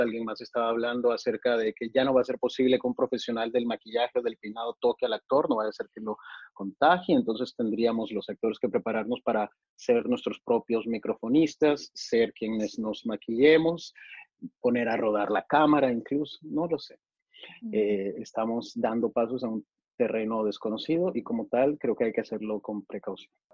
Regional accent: Mexico; also born or lived in Monterrey; yo nací en México, soy, soy mexicano eh, por, por, nacimiento

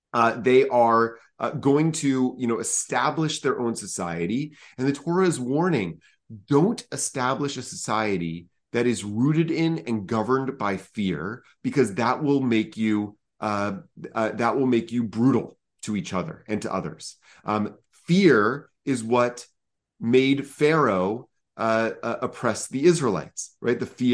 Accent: Atlanta, Georgia, United States; also born or lived in New York City; I'm from Atlanta and was born and raised there, went to New York for college.

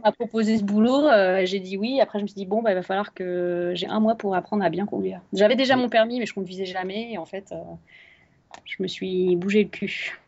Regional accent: France; moved away

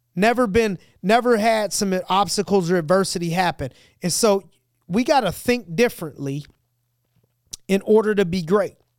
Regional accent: United States; We're an American.

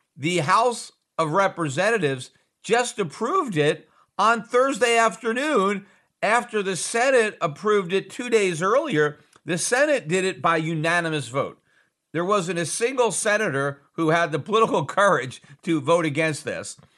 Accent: United States; as an American

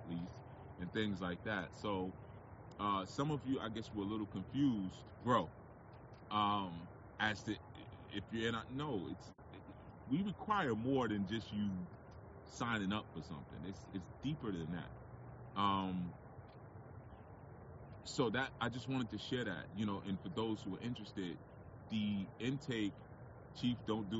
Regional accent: New York City, New York, United States; There's an area near where I live called Edenwall Projects, right? Edenwall Projects is a project in the Bronx.

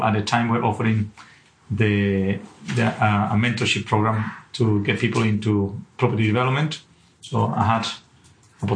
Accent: Venezuela; English is a second language; moved away as an adult; also born or lived in Aberdeen; now in United Kingdom; I'm not originally from the UK, and originally from Venezuela

